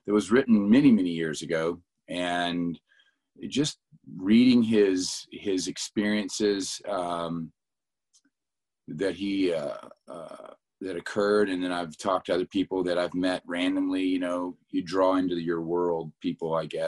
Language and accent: English; Colorado, United States; also born or lived in South Carolina; I'm from Colorado.